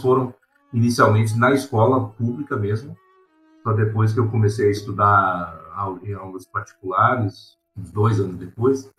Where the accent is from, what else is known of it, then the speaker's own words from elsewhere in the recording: Racine, Wisconsin, United States; Portuguese is a second language; moved away as an adult; also born or lived in Milwaukee, Wisconsin; now in Brazil; Nasci numa cidade chamada de Milwaukee, Wisconsin, e logo que eu tinha cinco anos, a gente se mudou, estabeleceu na cidade de Racine